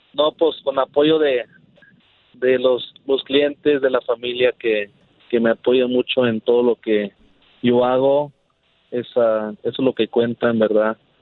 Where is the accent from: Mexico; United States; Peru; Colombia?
United States; Georgia; now in Los Angeles, United States; allá en Georgia, de donde soy